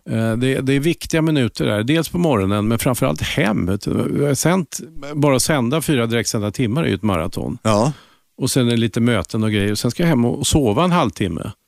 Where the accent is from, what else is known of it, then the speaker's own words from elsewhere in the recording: Linköping, Östergötland, Sweden; det jantetyngda östgötska eh, livet